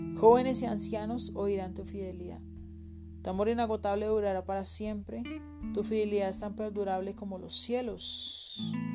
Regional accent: Colombia; como colombiano

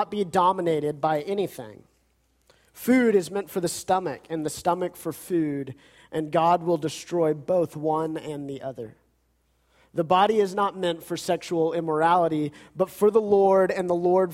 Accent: United States; we as American Christians

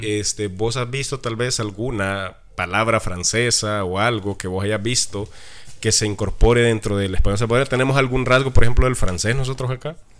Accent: Chalatenango, El Salvador; born or raised there

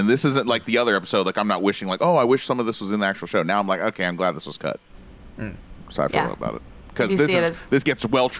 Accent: United States; as an American

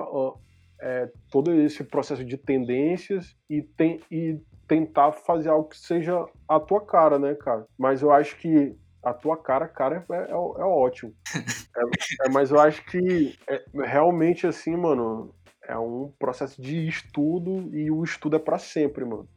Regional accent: São Paulo, Brazil; nasci em São Paulo

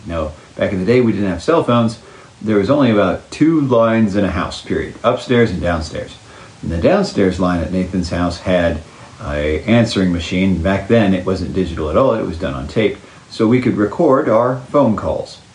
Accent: Oklahoma City, Oklahoma, United States; also born or lived in Calgary, Alberta, Canada / Saskatoon, Saskatchewan, Canada; I grew up in Oklahoma, but I played all my hockey after I graduated high school in Canada

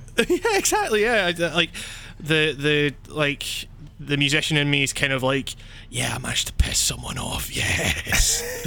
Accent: Scotland, United Kingdom; I'm from Scotland

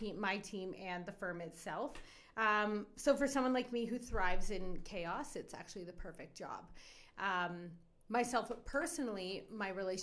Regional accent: Edmonton, Alberta, Canada; moved away as an adult; also born or lived in Cornwall, Ontario; now in Calgary, Canada; I moved west to Edmonton when I was 9

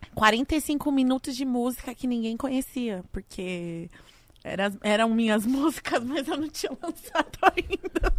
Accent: Brazil; Eu saí do Brasil

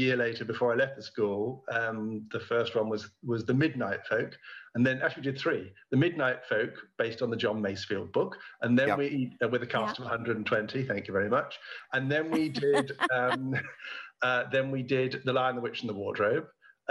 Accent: near Oxford, South East England, United Kingdom; I was by now a student in nearby Oxford, because I grew up near Oxford

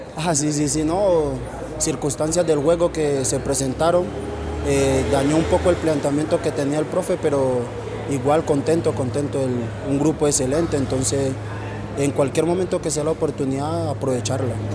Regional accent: Puerto Tejada, Cauca, Colombia; now in Manizales, Colombia; soy de Puerto Tejada, Cauca, de la vereda Perico Negro

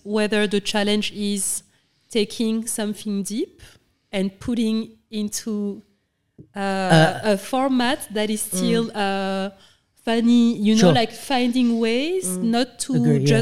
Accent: Senegal; moved away as an adult; also born or lived in France / London / New York; And I grew up in Senegal

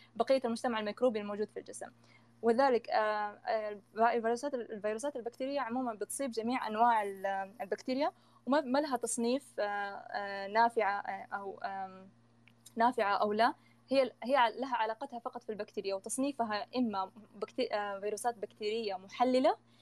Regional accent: Saudi Arabia; عندنا في السعوديه

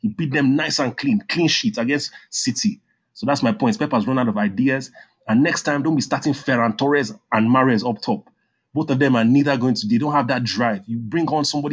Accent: Nigeria; growing up in Nigeria

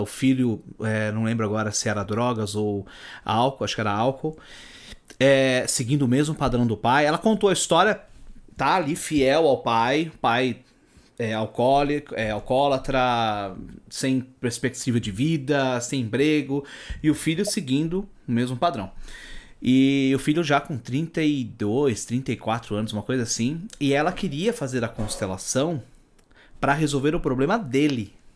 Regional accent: São Paulo, Brazil; Eu não sou de São Paulo, sou do interior

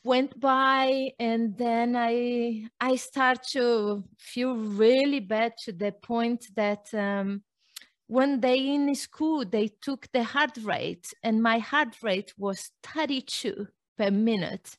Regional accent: Brazil; moved away; I was born in Brazil. My mother was a fitness trainer, and I grew up knowing about exercise every day, everywhere

